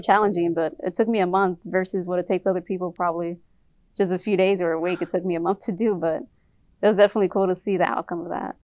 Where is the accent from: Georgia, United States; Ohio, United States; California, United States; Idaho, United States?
California, United States; Inglewood; I'm from originally from Inglewood, California